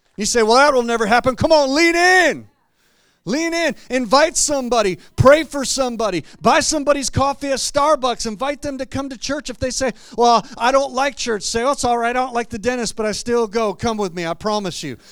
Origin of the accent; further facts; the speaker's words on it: Clarkston, Michigan, United States; moved away as an adult; also born or lived in Grand Rapids, Michigan; I grew up in Clarkston, uh, Michigan, not too far from here, and until I moved to Grand Rapids years ago